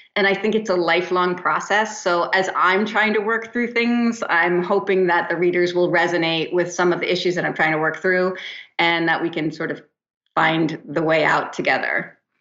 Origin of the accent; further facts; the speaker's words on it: New Jersey, United States; also born or lived in East Hampton, New York; now in Santa Monica, United States; I did move to the West Coast, but I'm from New Jersey